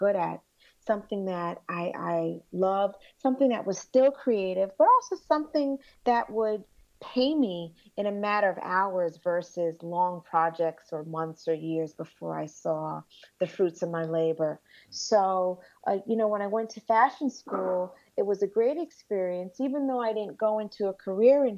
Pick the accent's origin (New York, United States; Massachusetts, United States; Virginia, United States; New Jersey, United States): New York, United States; we're from New York